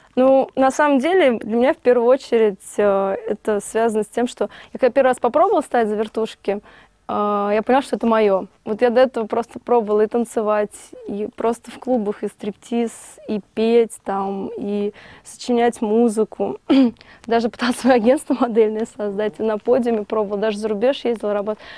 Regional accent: Moscow, Russia; Родилась в Москве

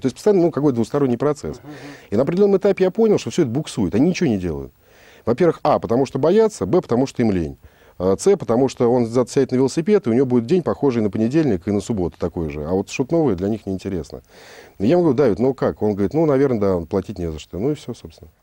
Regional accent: Moscow, Russia; Родился я в Москве

